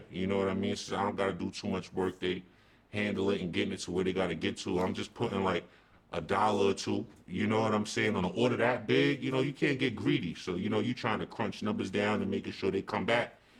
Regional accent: East Coast, United States; I'm from the East Coast.

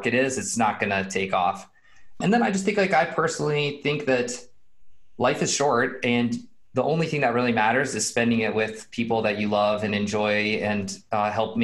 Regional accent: Boulder, Colorado, United States; I'm from Boulder, born and raised in Boulder.

